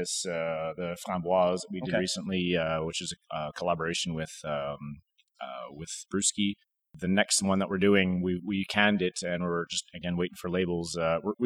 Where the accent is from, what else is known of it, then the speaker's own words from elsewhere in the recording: Alberta, Canada; now in Quebec, Canada; So I'm tête carrée from Alberta